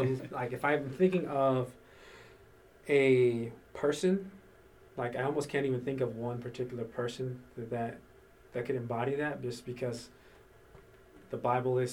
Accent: North Carolina, United States; I've been born and raised in North Carolina

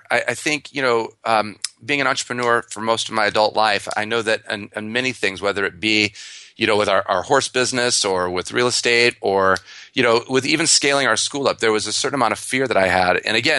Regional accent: Michigan, United States; I'm from Michigan originally, so I have a lot of car analogies.

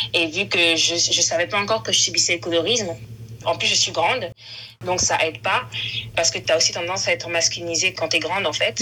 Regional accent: France; je suis ivoirienne née euh, en France.

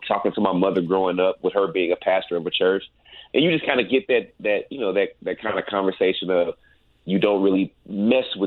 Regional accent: Dallas, Texas, United States; born and raised in Dallas, Texas

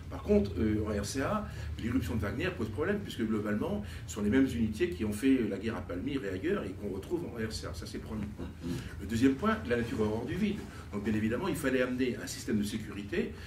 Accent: France; nous Français

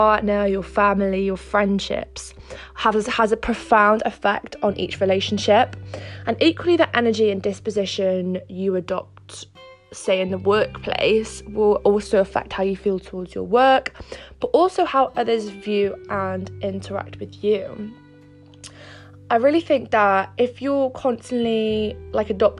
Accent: Wales, United Kingdom; also born or lived in Monaco / Cardiff; I moved back from Monaco to Wales and I'm back with my family now

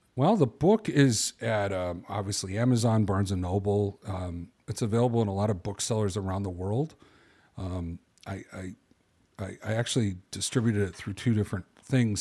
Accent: Chicago, Illinois, United States; I'm a guy from Chicago

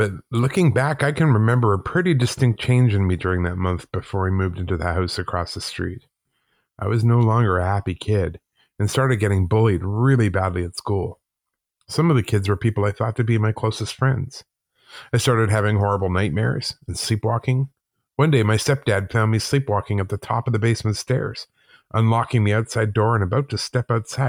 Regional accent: Calgary, Alberta, Canada; also born or lived in Whitehorse, Canada; I was born in Whitehorse, Yukon, but moved to Calgary, Alberta with my mom and stepdad when I was six.

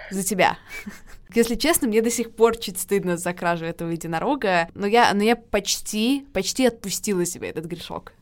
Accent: Saint Petersburg, Russia; Саша, как и я, из Питера

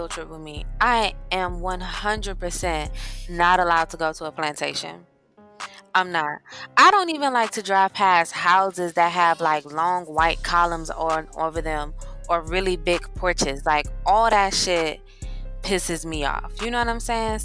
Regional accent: Missouri, United States; moved away; also born or lived in Georgia; I'm from Missouri

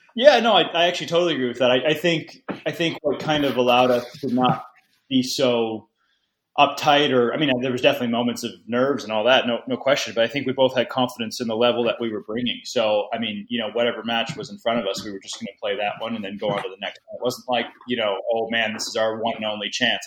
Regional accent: United States

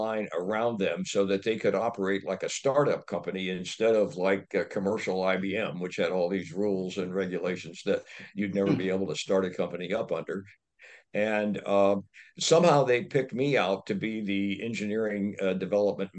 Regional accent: Dayton, Ohio, United States; moved away; also born or lived in Michigan; Was adopted a couple of years later by a loving family in Ohio, grew up in Dayton, Ohio, in a modest setting.

